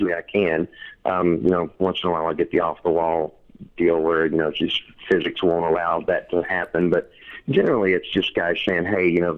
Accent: rural eastern Kentucky, United States; moved away as an adult; also born or lived in Lexington, Kentucky; now in Florida, United States; I grew up in rural eastern Kentucky, so I have my hillbilly bona fides. but I've lived my whole adult life in Lexington, Kentucky.

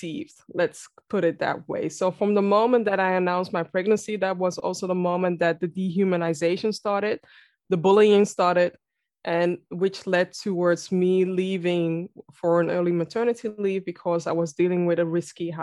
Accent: Amsterdam, North Holland, Netherlands; I am born and raised in Amsterdam, the Netherlands.

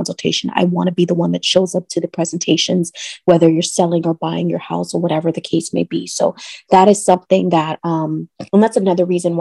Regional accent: Trinidad & Tobago; now in Orlando, United States; I'm Trinidadian.

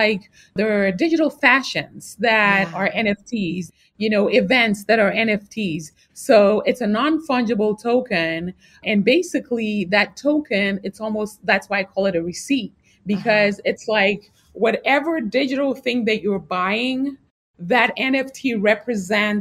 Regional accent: Ghana; moved away; also born or lived in New York, United States; I grew up in Ghana. Actually, I was born in New York, but you know, my parents are from Ghana. So I lived in Ghana and then I came back later on

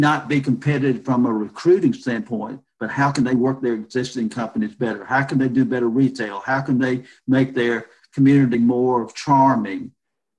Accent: Monroeville, Alabama, United States; moved away; I am from Monroeville, Alabama, which is in southwest Alabama.

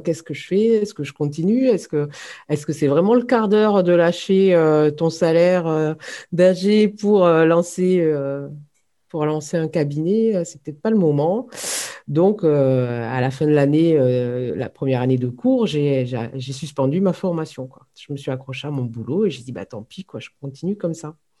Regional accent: Hérault, Occitania, France; moved away; also born or lived in Nantes / Lille / Ain; je suis revenue dans ma région d'origine, hein, puisque je, suis, je suis originaire de l'Hérault.

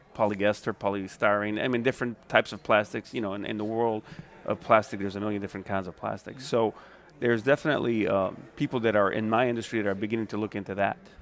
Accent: Viareggio, Tuscany, Italy; now in New Orleans, United States; my hometown of Viareggio, which is in Tuscany

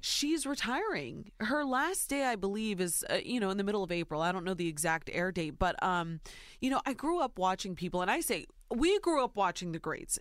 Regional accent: Ohio, United States; born or raised there

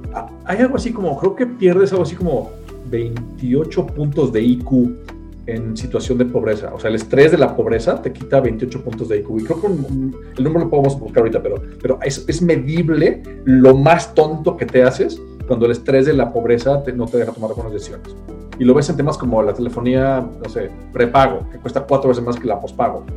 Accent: Mexico; Y lo que no hacemos en México es no ahorrar nada todos vivimos por encima de nuestros ingresos

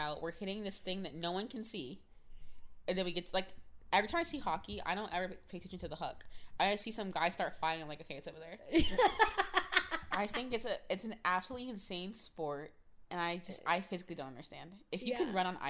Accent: Florida, United States; I'm from Florida

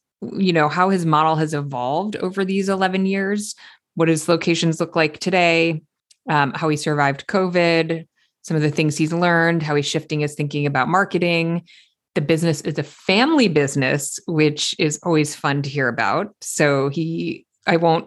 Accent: East Coast, United States; now in West Coast, United States; being an East Coaster

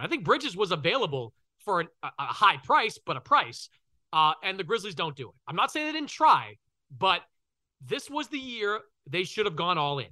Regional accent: Boston, Massachusetts, United States; I'm from Boston

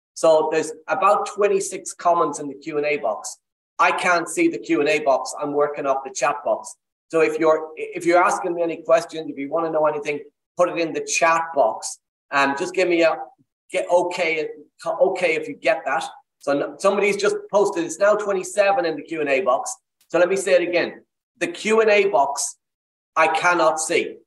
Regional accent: Ireland; accent: Irish; I'm Irish, as you can tell by the accent

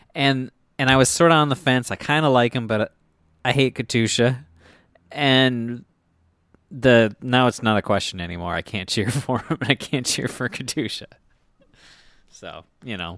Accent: Minnesota, United States; I am from Minnesota

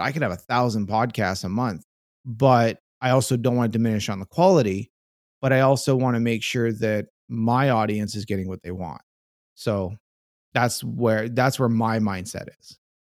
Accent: Canada; being a Canadian

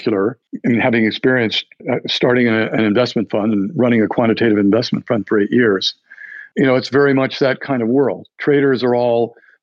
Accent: New Mexico, United States; moved away as an adult; I'm from New Mexico.

